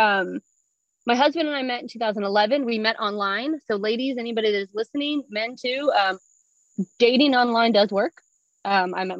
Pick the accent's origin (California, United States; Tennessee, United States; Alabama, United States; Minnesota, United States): Tennessee, United States; moved away as an adult; also born or lived in north of Boston, Massachusetts; now in South Asia; I'm originally from Tennessee